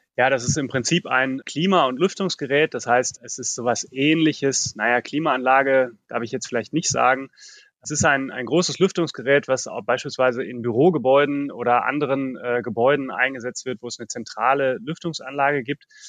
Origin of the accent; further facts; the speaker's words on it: Ruhr area, North Rhine-Westphalia, Germany; Ich bin im Ruhrgebiet aufgewachsen